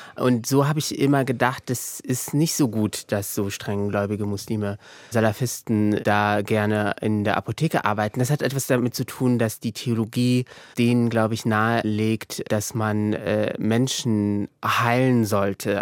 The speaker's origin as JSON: {"language": "German", "country": "Morocco", "tie": "born or raised there", "moved": "as an adult", "lives_now": "Germany", "said": "ich bin ja auch in Marokko aufgewachsen, äh, größtenteils"}